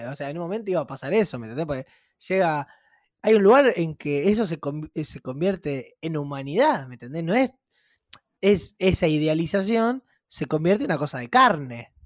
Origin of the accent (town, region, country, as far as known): Rosario, Santa Fe, Argentina; moved away as an adult; now in Buenos Aires, Argentina